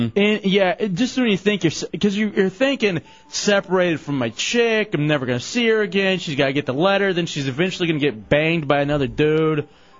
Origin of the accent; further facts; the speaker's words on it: Dallas, Texas, United States; also born or lived in Lubbock, Texas; now in Orlando, United States; when I grew up in Dallas, Texas